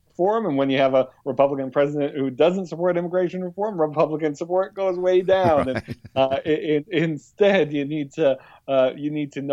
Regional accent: Buffalo, New York, United States; I grew up in Buffalo

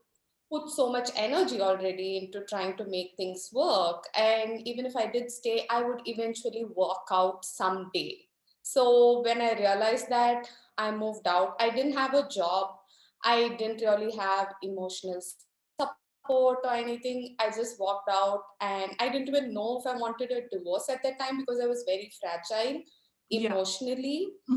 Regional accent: India; I'm from India, so we have arranged marriages, which is a pretty common thing here

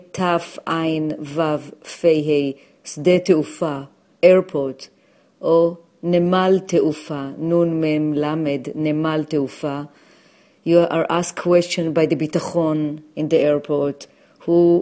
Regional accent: Jerusalem, Jerusalem District, Israel; now in New York City, United States; I was born in Jerusalem

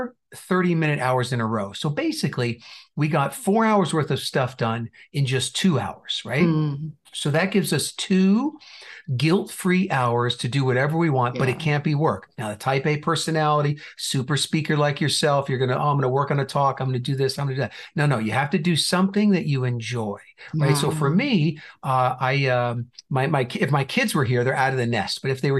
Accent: New Jersey, United States; also born or lived in Indiana / California / Texas; now in Phoenix, United States; So we've been here for quite a while. We moved from Indiana, but I also have lived in California and Texas. And originally, I might not have most of the accent, but originally from New Jersey.

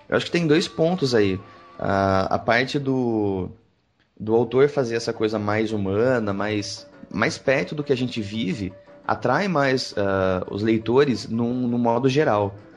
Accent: Pedreira, São Paulo, Brazil; also born or lived in Campinas; eu vim morar em Campinas, eu cresci em Pedreira, que é interior de São Paulo

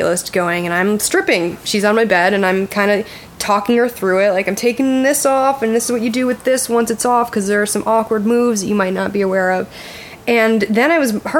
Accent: Connecticut, United States; I'm from Connecticut

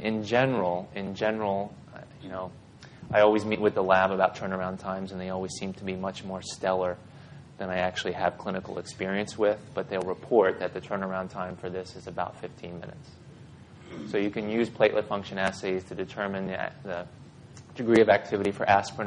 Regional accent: Mount Airy, Maryland, United States; also born or lived in Baltimore, Maryland; my parents moved me way west. It's a place called Mount Airy in western Howard County, Carroll County

